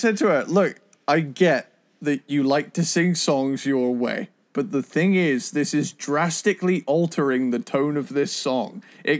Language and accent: English; United Kingdom; because I'm a British guy